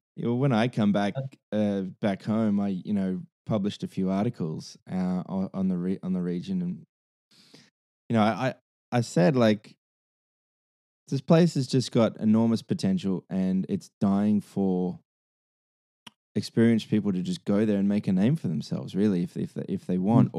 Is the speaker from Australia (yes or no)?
yes; Hunter Valley, New South Wales, Australia; also born or lived in London; the Hunter, the Hunter Valley